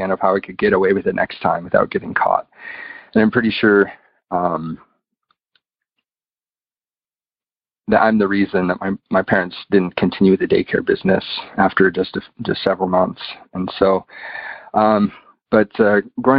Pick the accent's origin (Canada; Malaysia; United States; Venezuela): United States; now in United Kingdom; I didn't mention I live in the UK, but I'm from the United States, if you can tell by my accent.